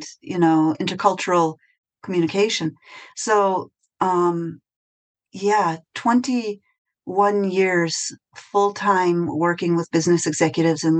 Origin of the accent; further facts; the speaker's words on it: Wisconsin, United States; accent: American; moved away as an adult; now in Whitegate, Ireland; I come from Wisconsin, and I am actually the youngest of 9 kids